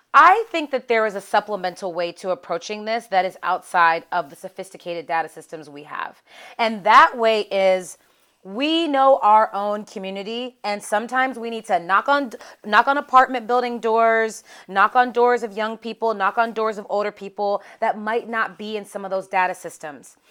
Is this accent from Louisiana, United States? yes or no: no; Pittsburgh, Pennsylvania, United States; So I'm from Pittsburgh, Pennsylvania. And so growing up, in a Rust Belt town